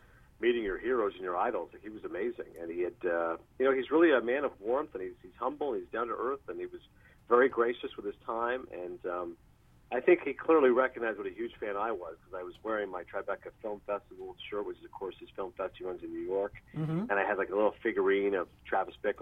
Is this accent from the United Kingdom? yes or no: no; Kingston, Ontario, Canada; moved away as an adult; also born or lived in Toronto; now in United States; I was born in Toronto. I grew up in Kingston." And then in rural Ontario